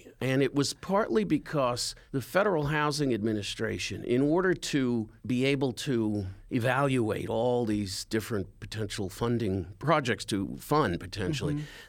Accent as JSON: {"language": "English", "town": "Brooklyn", "region": "New York", "country": "United States", "tie": "born or raised there", "said": "The first project he actually works on was the neighborhood I grew up in Marine"}